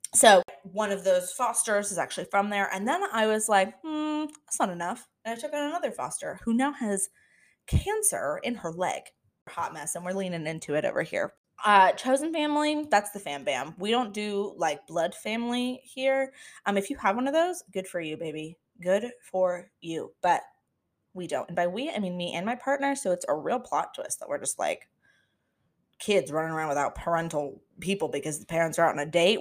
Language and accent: English; Florida, United States; moved away as an adult; now in Washington, D.C., United States; I was born and raised in Florida, but we don't claim it